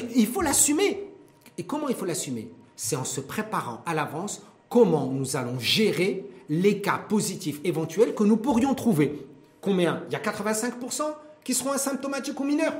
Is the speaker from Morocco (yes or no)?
yes; Morocco; chez nous au Maroc